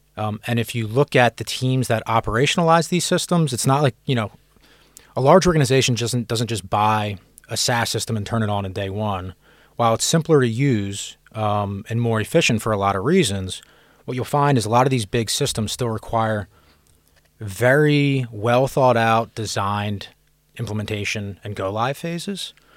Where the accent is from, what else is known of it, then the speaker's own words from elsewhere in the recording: Philadelphia, Pennsylvania, United States; moved away as an adult; also born or lived in California / San Francisco; now in London, United Kingdom; I'm from Philadelphia in the United States originally.